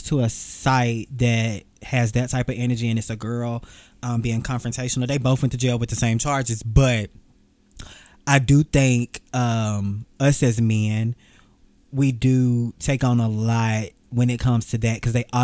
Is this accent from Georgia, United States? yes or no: yes; Atlanta, Georgia, United States; I'm from Atlanta. I stay in Atlanta.